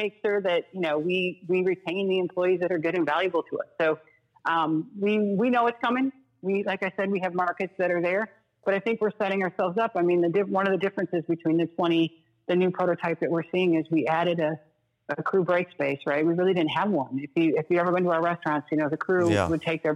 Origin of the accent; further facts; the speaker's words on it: Detroit, Michigan, United States; moved away; also born or lived in Chicago; I grew up in Detroit, but I was Chicagoan for 15 years